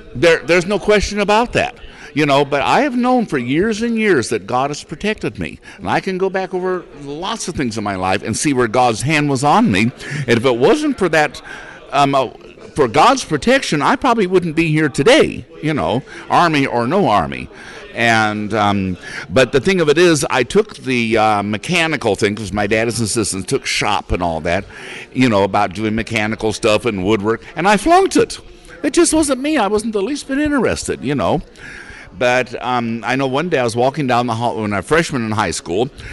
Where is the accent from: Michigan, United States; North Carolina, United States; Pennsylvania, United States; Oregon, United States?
Oregon, United States; Portland; also born or lived in California; I was born and raised here in Portland, Oregon